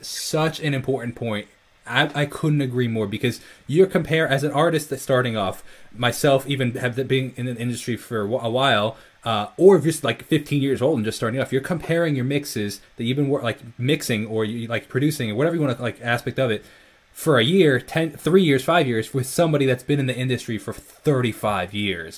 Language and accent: English; Northport, New York, United States; I'm from New York, Long Island